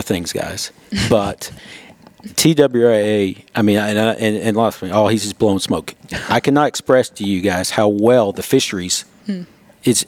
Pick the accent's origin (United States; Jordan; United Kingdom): United States; Johnson City, Tennessee; I grew up in Johnson City. I'm a local boy.